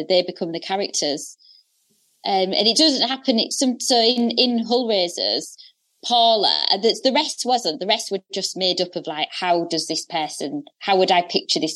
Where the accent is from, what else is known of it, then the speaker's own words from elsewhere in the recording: Hull, Yorkshire and the Humber, United Kingdom; Hull on the North East Coast